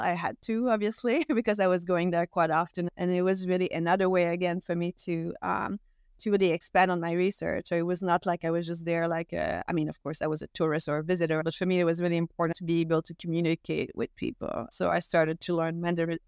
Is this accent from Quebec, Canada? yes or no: yes; Gaspésie, Quebec, Canada; first language French; English is a second language; I'm Canadian, and I grew up in a small town that only speaks French as well all my life